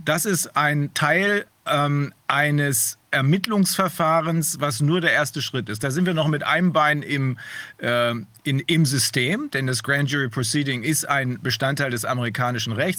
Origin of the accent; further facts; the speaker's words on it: Germany; bei uns in Deutschland